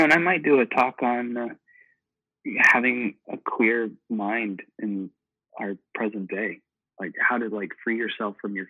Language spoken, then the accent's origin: English; Midwest, United States; because we're from the Midwest and we're not the best, but we're like maybe halfway there.